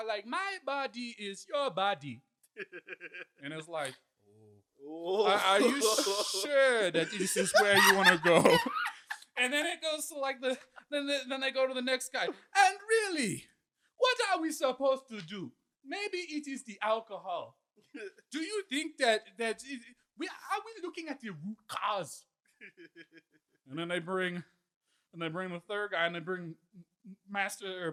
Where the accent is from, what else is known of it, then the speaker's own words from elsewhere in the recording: Canada; moved away; born in Canada.